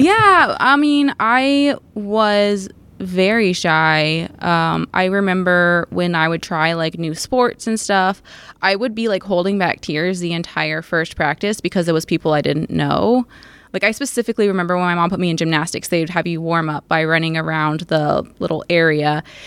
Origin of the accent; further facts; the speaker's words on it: Crestwood, Kentucky, United States; also born or lived in Bowling Green; I grew up in Crestwood